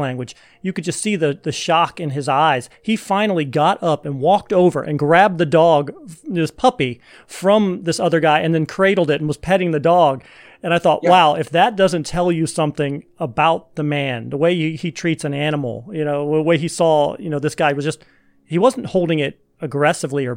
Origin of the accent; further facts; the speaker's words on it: United States; being an American